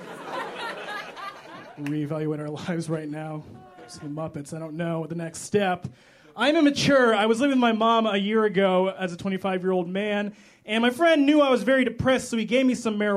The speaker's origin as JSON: {"language": "English", "town": "Chicago", "region": "Illinois", "country": "United States", "said": "I am from Chicago, like Cameron said. I love Chicago."}